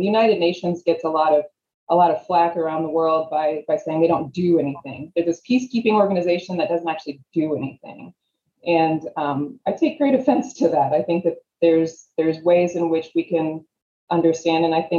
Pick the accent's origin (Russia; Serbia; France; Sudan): Sudan; I grew up in Sudan for a little while